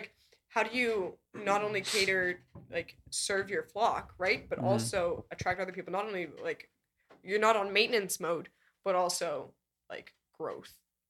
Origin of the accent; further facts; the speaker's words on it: Canada; now in United States; as a Canadian.